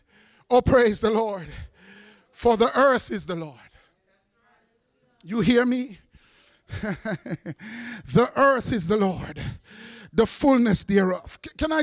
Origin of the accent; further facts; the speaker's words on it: New York City, New York, United States; also born or lived in Jamaica; I was raised up when I came from Jamaica, West Indies, in the hardcore part of Brooklyn